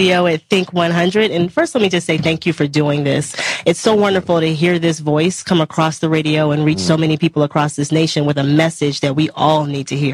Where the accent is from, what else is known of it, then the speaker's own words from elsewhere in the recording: Mississippi Delta, United States; I'm from the South. I'm a Mississippi Delta girl, and I come from one of the poorest states in the union